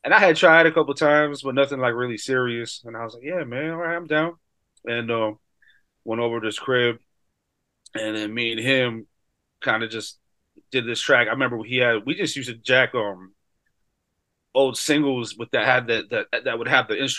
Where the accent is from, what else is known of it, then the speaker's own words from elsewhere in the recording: Hartford, Connecticut, United States; I'm from Hartford, Connecticut, 80s kid